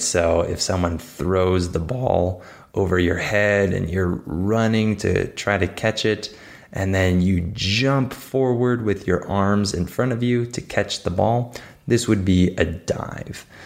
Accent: United States; I'm not like the typical American

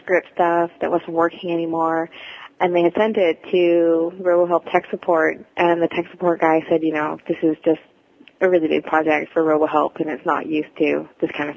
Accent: United States; moved away as an adult; also born or lived in Sacramento; now in Vancouver, Canada; I'm an American living in Canada. I moved here almost 8 years ago

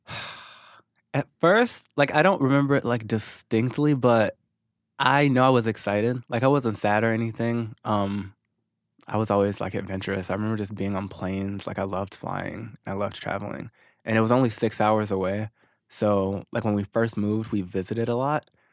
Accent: Missouri, United States; moved away as an adult; also born or lived in Arkansas; now in Los Angeles, United States; I moved to Missouri when I was six, and then I was there ever since until about two and a half years ago when I moved to LA.

